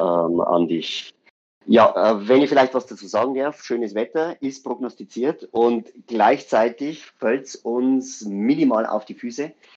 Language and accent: German; Weiden, Bavaria, Germany; bei uns in Weiden